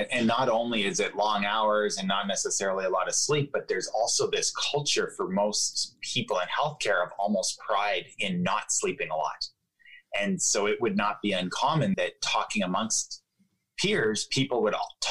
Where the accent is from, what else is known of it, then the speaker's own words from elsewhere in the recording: Ottawa, Ontario, Canada; I was growing up in Ottawa, Canada. That's where I grew up